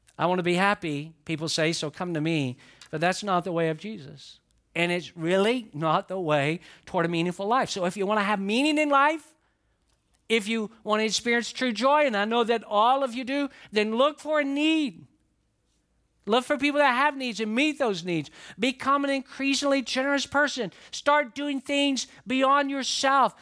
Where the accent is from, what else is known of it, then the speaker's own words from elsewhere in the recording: the South, United States; moved away; I'm a guy from the South